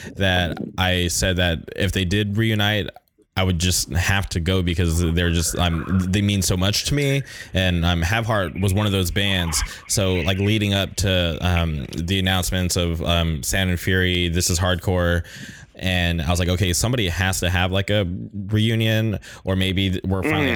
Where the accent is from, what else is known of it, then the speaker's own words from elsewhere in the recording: Indio, California, United States; now in Orange County, United States; I grew up in the Palm Springs area